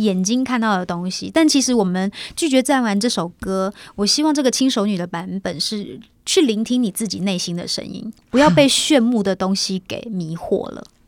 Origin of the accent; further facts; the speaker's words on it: Kaohsiung, Taiwan; now in Taipei, Taiwan; 回到高雄，因为毕竟在高雄长大，然后虽然说现在在台北也住了那么久